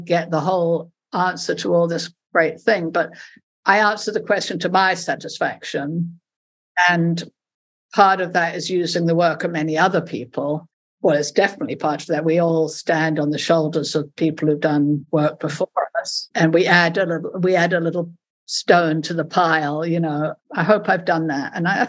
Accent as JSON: {"language": "English", "country": "South Africa", "said": "because I'm originally South African and my family, my father was South African, and my father and sister were working for the ANC."}